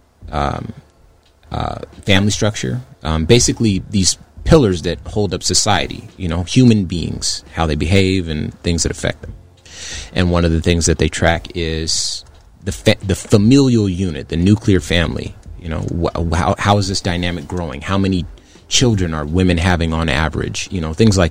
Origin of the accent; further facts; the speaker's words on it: Compton, California, United States; moved away; also born or lived in Phoenix, Arizona; I'm from Compton, California in the 80s. So I was born in that.